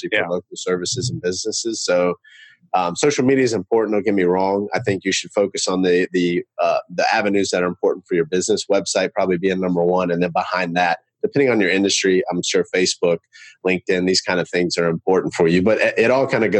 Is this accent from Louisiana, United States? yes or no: no; Charlotte, North Carolina, United States; I'm from Charlotte, North Carolina